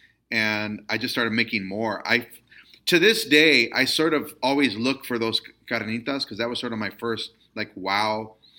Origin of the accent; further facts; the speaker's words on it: Stockton, California, United States; I'm a pocho and I grew up in Stockton, California. But my grandmother was from Aguascalientes.